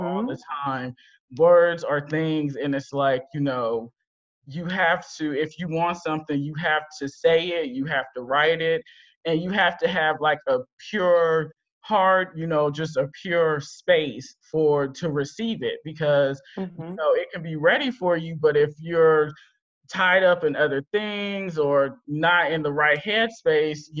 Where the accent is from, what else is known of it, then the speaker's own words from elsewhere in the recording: Berkeley, California, United States; I went to community college in my hometown of Berkeley, California